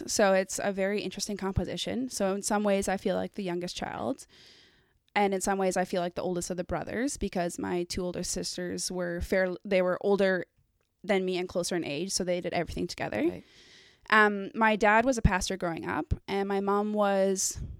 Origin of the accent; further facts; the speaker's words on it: Abbotsford, British Columbia, Canada; also born or lived in United Kingdom / Guatemala; Born and raised in Abbotsford.